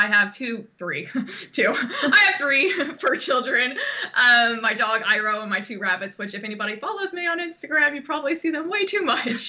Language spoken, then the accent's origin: English; Texas, United States; also born or lived in Arkansas; now in Florida, United States; obviously, and I am originally from Texas, and I am misplaced here in Florida via Arkansas.